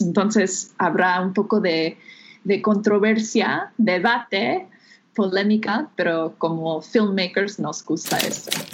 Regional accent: United States; Spanish is a second language; moved away as an adult; now in Mexico; soy de, Estados Unidos

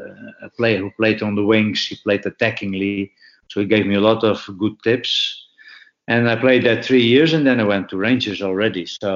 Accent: Chocó, Colombia; English is a second language; moved away as an adult; I didn't have any any pounds or whatever, because I came from El Choco. I wasn't prepared. I had to fly straight from to Glasgow.

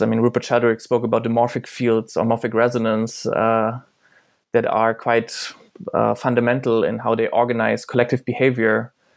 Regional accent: eastern Germany, Germany; I grew up in Germany

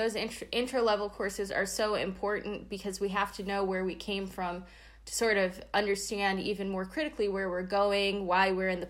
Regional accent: Durham, North Carolina, United States; moved away as an adult; also born or lived in Ithaca, New York; now in Santa Clara, United States; I am originally from Durham, North Carolina.

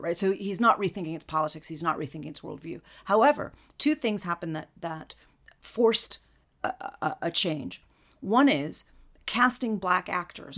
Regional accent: United States; as an American

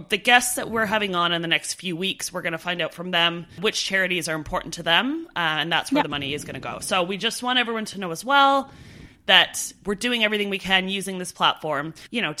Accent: Canada; moved away as an adult

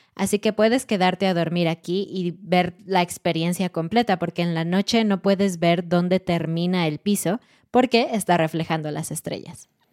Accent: Mexico; moved away; Siendo mexicana y habiendo vivido en México por 27 años

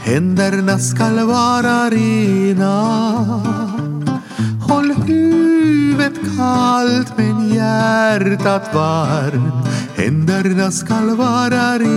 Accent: Ostrobothnia, Finland; Vi sjöng i samma ungdomskör i församlingen i tonåren. Vi är båda uppvuxna i Österbotten

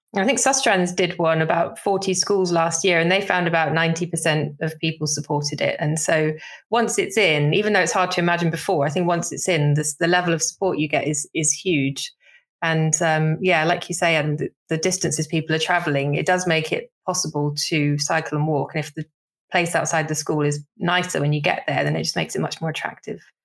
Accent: Somerset, South West England, United Kingdom; growing up in Somerset, you basically have to learn to drive

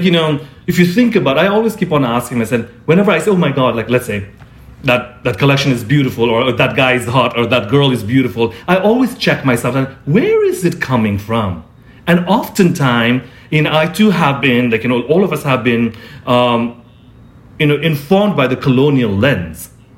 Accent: Nepal; also born or lived in Singapore / India; I was born in Singapore, grew up in Nepal, India, like, and all over the world.

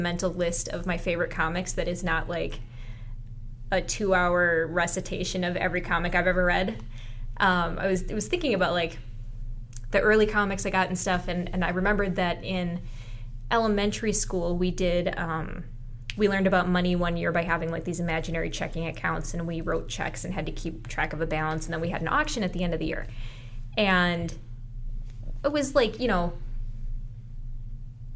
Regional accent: Roseville, United States; I'm from Roseville

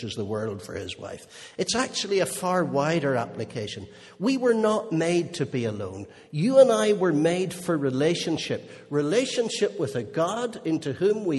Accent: Holywood, Northern Ireland, United Kingdom; I grew up in Unionist Hollywood.

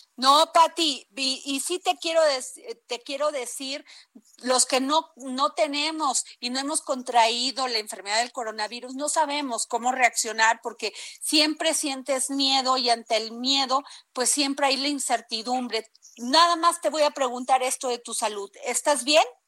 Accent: Mexico

